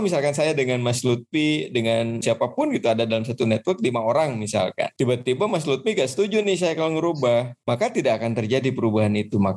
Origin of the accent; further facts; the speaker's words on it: Bandung, West Java, Indonesia; now in Lyon, France; aslinya sebenarnya dari Bandung tepatnya di Win Bandung home base saya gitu kan